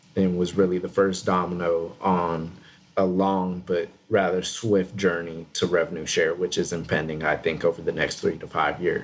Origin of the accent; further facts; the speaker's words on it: Texas, United States; also born or lived in Santa Monica, California; grew up in Texas from about the age of 4